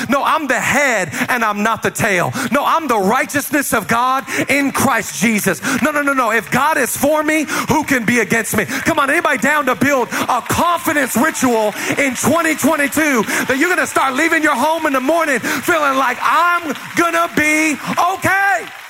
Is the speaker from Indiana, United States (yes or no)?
no; Seattle, Washington, United States; moved away as an adult; also born or lived in Los Angeles, United States; I'm from Seattle